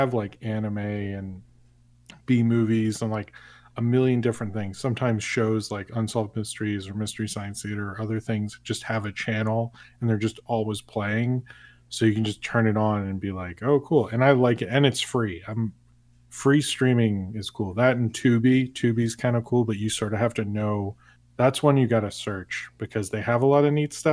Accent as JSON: {"language": "English", "town": "Baltimore", "region": "Maryland", "country": "United States", "said": "I'm from Baltimore"}